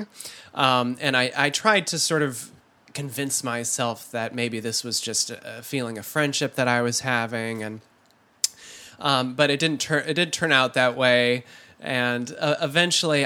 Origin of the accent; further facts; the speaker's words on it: Holland, Michigan, United States; born or raised there